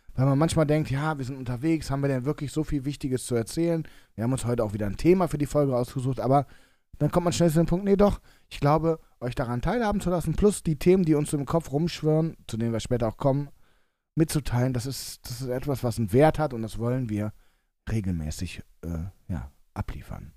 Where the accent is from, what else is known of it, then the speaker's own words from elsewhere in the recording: Cologne, North Rhine-Westphalia, Germany; als Kölner